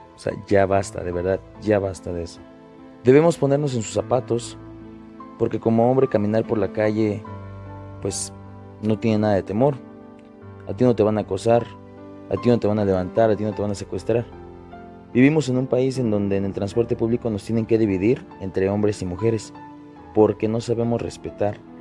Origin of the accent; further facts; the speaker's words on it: Mexico; como mexicanos